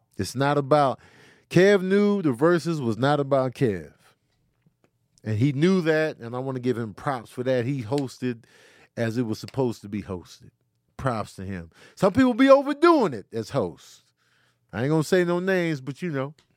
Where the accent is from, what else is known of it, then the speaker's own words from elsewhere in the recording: Chicago, Illinois, United States; also born or lived in Grand Rapids, Michigan; I was born in Grand Rapids, Michigan, but raised in Chicago